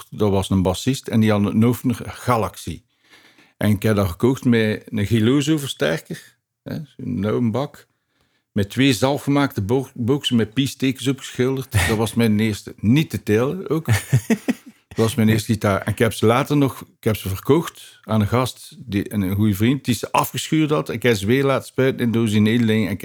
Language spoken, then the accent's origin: Dutch; Ghent, Flanders, Belgium; Ik ben eigenlijk van Gent Centrum.